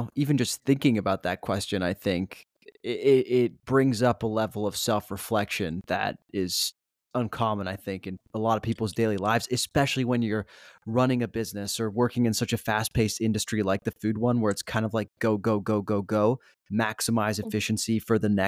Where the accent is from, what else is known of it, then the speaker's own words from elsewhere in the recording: Switzerland; now in Los Angeles, United States; growing up in Switzerland, our school would take us on these like school trips